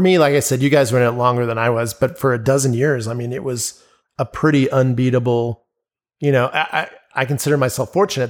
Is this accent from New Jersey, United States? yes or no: no; Albuquerque, New Mexico, United States; "Oh, so where you from?" I'm like, "Albuquerque."